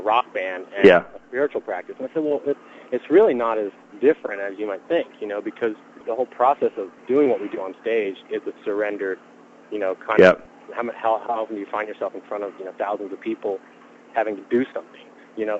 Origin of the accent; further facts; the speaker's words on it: York, Pennsylvania, United States; I'm from York, Pennsylvania